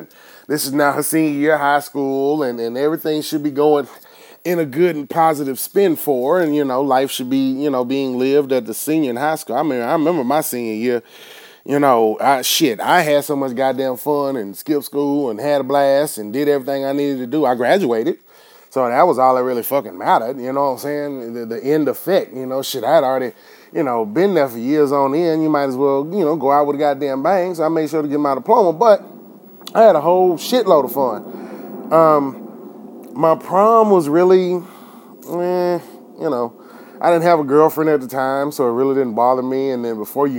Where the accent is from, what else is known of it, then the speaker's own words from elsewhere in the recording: Enid, Oklahoma, United States; my hometown here where I'm living now, Enid, Oklahoma